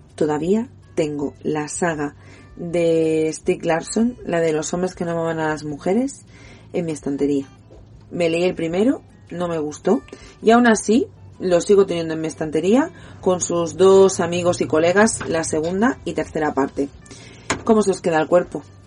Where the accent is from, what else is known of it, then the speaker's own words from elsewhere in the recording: Catalonia, Spain; soy catalana, soy niña de la TV3, del programa Club Super 3